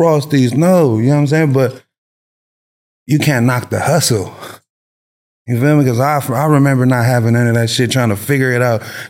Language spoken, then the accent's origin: English; Long Beach, California, United States; moved away; also born or lived in San Francisco Bay Area, California; I'm born and raised from Long Beach. Then I moved to the Bay in like 2003, 2004